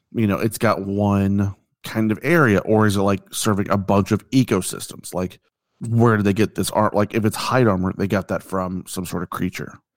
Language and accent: English; United States; I'm American